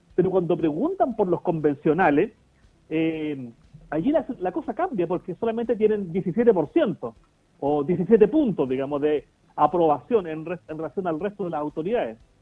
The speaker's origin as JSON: {"language": "Spanish", "country": "Chile", "said": "sentirnos parte de un, de un Estado, que el Estado chileno, ¿cierto? Pero reconociendo nuestros orígenes"}